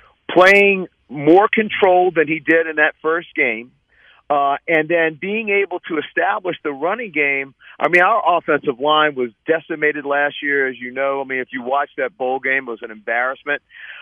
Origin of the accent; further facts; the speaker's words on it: New Orleans, Louisiana, United States; moved away; I'm from New Orleans.